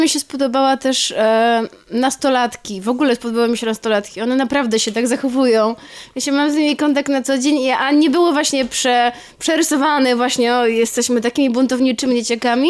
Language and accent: Polish; Warsaw, Masovian Voivodeship, Poland; ja się urodziłam w Warszawie, ale bardzo często od moich rodziców z domu przywożę słoiki